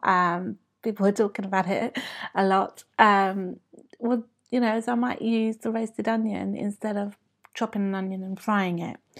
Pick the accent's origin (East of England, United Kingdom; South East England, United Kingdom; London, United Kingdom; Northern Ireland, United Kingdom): London, United Kingdom; I was born and brought up in the U K